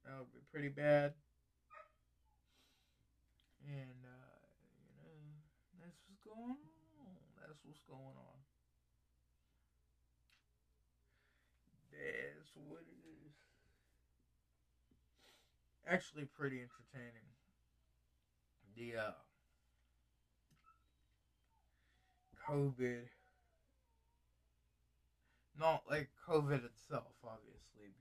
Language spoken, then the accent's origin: English; United States; I'm just an American person